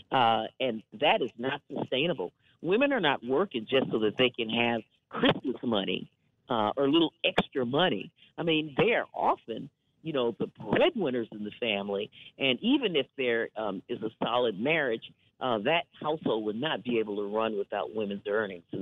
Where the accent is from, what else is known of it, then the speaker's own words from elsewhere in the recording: Wisconsin, United States; You know, I hail from Wisconsin, and of course, I grew up in a culture of clean air and clean water